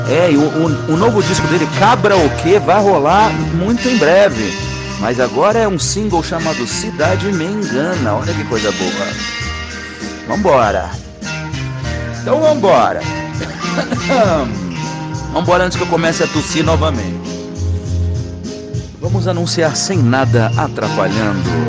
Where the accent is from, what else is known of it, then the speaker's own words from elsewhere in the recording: Brasília, Federal District, Brazil; uma dupla de DJs de Brasília, minha terra, olha que beleza meus conterrâneos